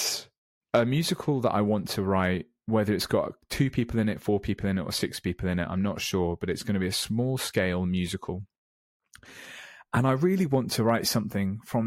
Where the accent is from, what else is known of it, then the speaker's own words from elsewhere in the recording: Weymouth, South West England, United Kingdom; now in London, United Kingdom; I came out in my hometown down in Weymouth in Dorset